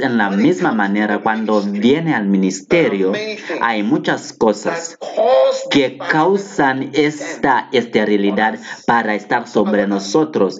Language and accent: Spanish; Ghana; Yo, yo vine de Ghana, yo soy de Ghana